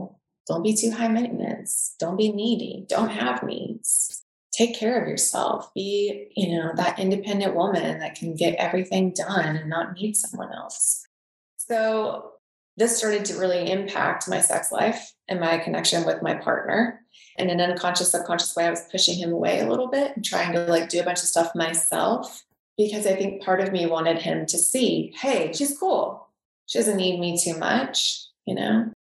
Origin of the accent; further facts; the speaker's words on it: the South, United States; accent: Southern; And when my Southern accent comes out, like in one of my archetypes, and when that comes out, my partner's like, oh, fuck.